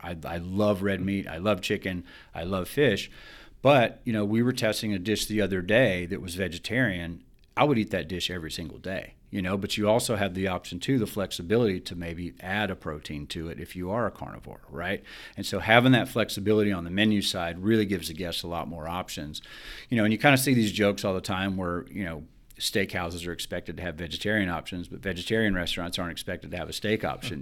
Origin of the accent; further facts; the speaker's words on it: Alabama, United States; I'm from Alabama.